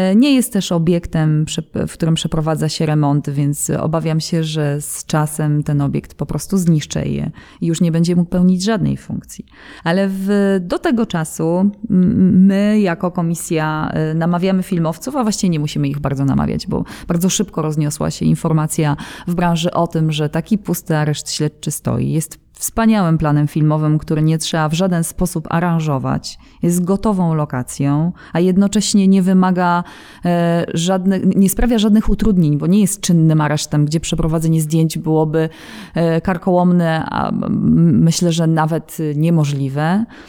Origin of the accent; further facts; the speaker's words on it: Katowice, Silesian Voivodeship, Poland; mając siedzibę w Katowicach i pomimo tego, że jesteśmy stąd, mieszkamy tutaj